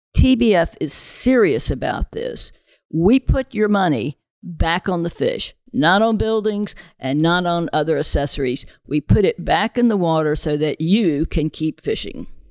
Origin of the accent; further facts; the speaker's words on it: the South, United States; I grew up in the South